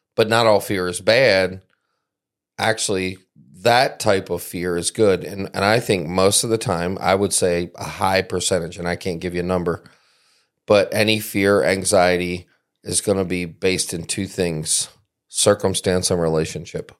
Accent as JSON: {"language": "English", "region": "East Coast", "country": "United States", "tie": "born or raised there", "moved": "yes", "lives_now": "South Central Michigan, United States", "said": "I grew up on the East Coast"}